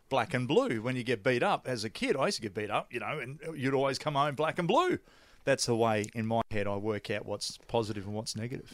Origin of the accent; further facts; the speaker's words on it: Australia; I'm an Aussie